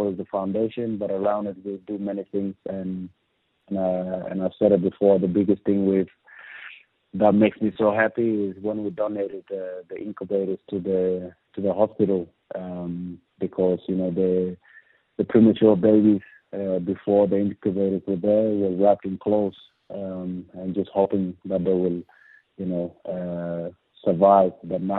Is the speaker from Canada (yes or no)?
no; Andrews Farm, South Australia, Australia; born or raised there